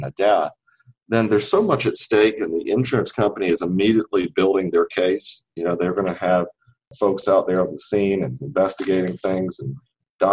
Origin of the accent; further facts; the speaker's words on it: Kinston, North Carolina, United States; now in Raleigh, United States; I grew up in Kinston, North Carolina, which is a small town in the east